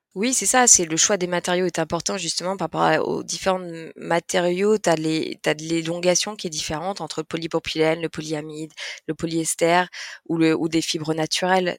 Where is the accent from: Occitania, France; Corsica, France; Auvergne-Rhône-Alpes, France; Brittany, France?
Auvergne-Rhône-Alpes, France; Lyon; nous on est, on est lyonnais, on a, on a des modes de vie urbains